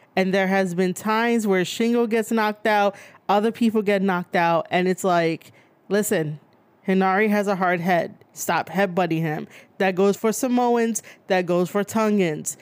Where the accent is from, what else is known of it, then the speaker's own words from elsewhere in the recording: New York, United States; born and raised in New York